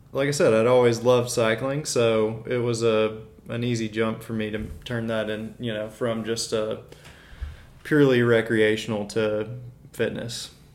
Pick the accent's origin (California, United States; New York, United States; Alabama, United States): Alabama, United States; Birmingham; I grew up in Birmingham. I've been here since I was a year old